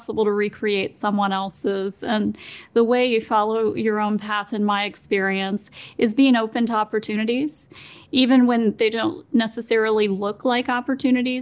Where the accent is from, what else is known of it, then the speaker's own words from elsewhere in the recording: Smithsburg, Maryland, United States; Smithburg is a very small town